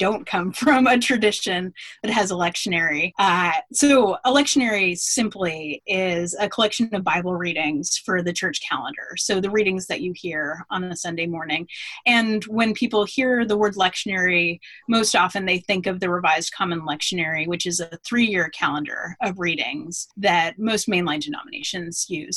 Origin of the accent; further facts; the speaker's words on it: Anchorage, Alaska, United States; now in Atlanta, United States; I'm originally from Anchorage, Alaska. And so I'm now living in Atlanta. I'm quite a ways from home. And I grew up there